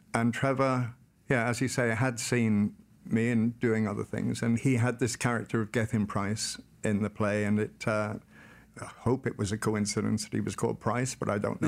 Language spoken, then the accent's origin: English; Carmel, Wales, United Kingdom; Born and raised in North Wales, United Kingdom, in a small village called Carmel